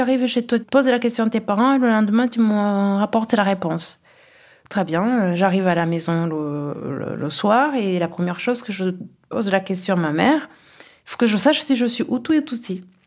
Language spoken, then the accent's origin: French; Kigali, Rwanda; now in Toulouse, France; Nous avons grandi à Kigali dans un climat familial euh, très doux